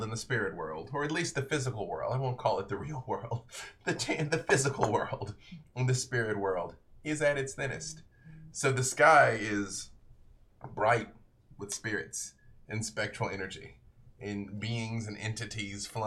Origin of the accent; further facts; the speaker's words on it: Arkansas, United States; I'm from Arkansas